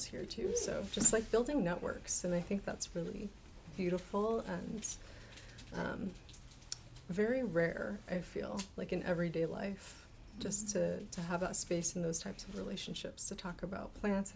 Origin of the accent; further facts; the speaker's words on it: Alaska, United States; also born or lived in Two Grey Hills, New Mexico; now in Salt Lake City, United States; I grew up in Alaska mostly